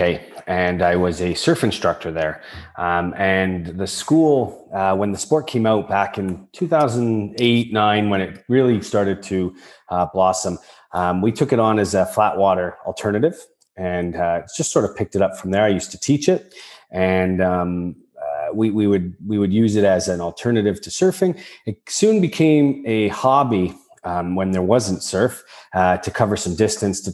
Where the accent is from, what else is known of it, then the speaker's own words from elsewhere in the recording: around Lake Erie, Ontario, Canada; I grew up around Lake Erie. I was on it since I was a kid.